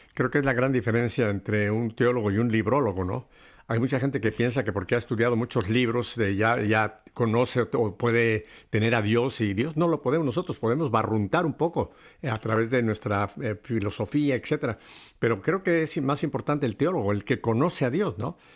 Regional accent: Mexico; moved away; En la época que me tocó a mí mi niñez en México, estoy hablando de los años 40

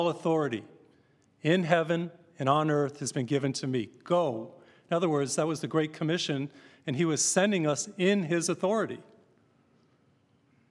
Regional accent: Massachusetts, United States; I grew up in Massachusetts

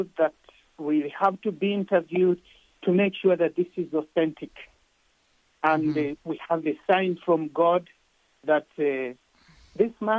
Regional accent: Jinja, Eastern Region, Uganda; moved away; I was born in Uganda in a small town of Jinja

